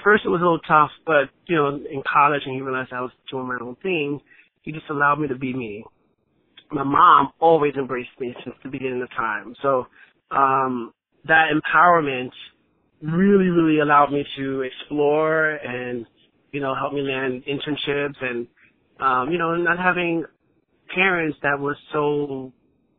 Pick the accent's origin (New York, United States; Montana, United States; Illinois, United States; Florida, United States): New York, United States; New York City; growing up in the Bronx